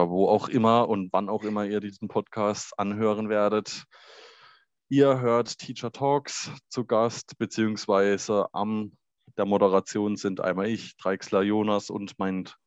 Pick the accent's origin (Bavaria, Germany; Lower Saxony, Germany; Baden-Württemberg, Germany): Baden-Württemberg, Germany; wir sind ja beide aus Baden-Württemberg.